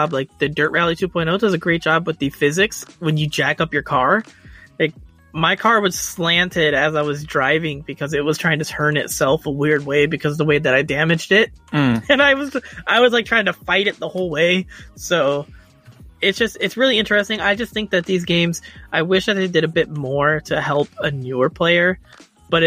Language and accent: English; Chicago, Illinois, United States; I'm from Chicago